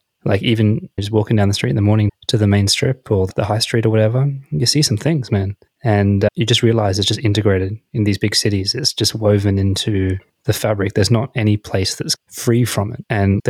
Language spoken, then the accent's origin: English; Australia; especially coming back as an Australian